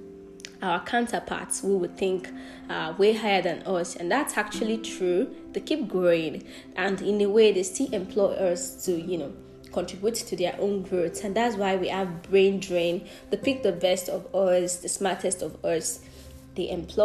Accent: southwestern Nigeria, Nigeria; accent: Nigerian; first language Yoruba; English is a second language; I'm a Yoruba girl from the Southwestern part of Nigeria

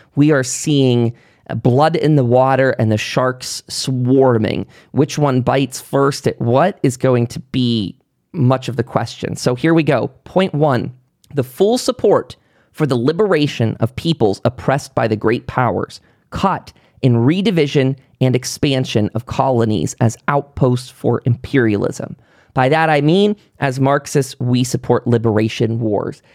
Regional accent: Pennsylvania, United States; moved away; I come from Pennsylvania, very, very, um, coal miner sort of area, very rural

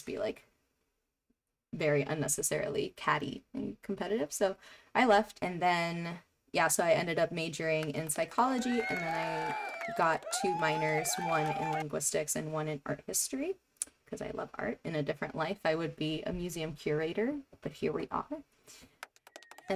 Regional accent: New York City, New York, United States; I grew up in Jackson Heights, Queens

